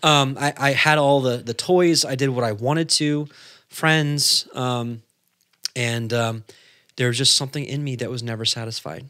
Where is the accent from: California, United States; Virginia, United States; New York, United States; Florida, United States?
California, United States; he moved out, uh, to California. That's where he met my mother, and, uh, I was born.